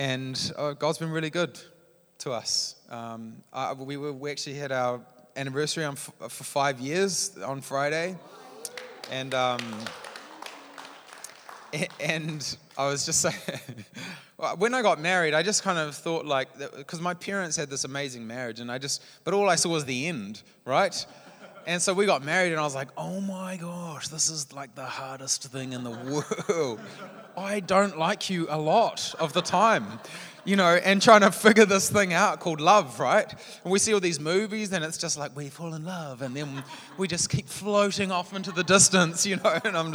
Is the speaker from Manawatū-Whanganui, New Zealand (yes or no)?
yes; Palmerston North, Manawatū-Whanganui, New Zealand; moved away as an adult; now in Hamilton, New Zealand; I grew up in Palmerston North